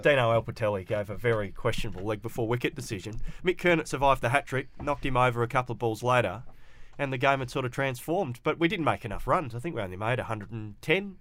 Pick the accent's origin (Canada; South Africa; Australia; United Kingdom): Australia; Perth, Western Australia; I grew up in the Willerton area